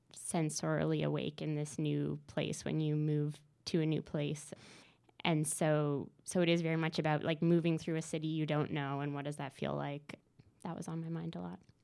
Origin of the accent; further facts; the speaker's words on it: Newfoundland and Labrador, Canada; moved away as an adult; now in Montreal, Canada; I'm from Newfoundland